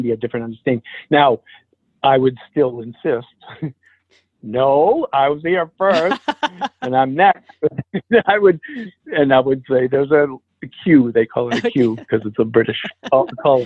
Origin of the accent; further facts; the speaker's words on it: Alna, Maine, United States; also born or lived in Rockland, Maine; I grew up in Alna, which is 300 people, in Rockland, which is a small town in Maine